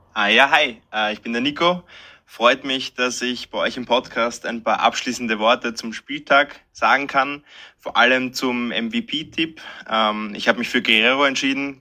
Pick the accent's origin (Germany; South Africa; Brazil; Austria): Austria; wir kommen aus Österreich, spielen selber gern Fußball in unserer Freizeit